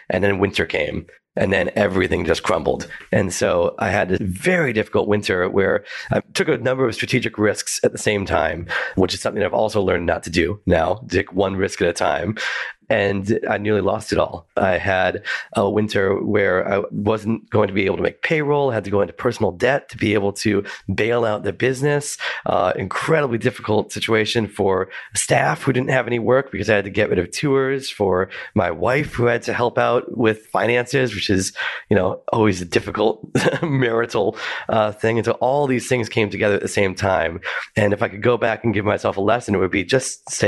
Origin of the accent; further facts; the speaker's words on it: United States; now in Melbourne, Australia; I'm an American, and so I thought it'd be really fun to do an American food tour of Melbourne.